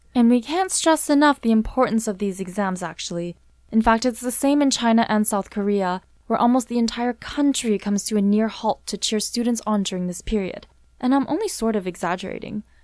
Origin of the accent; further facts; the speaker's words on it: Vancouver, British Columbia, Canada; I was born and raised here in Vancouver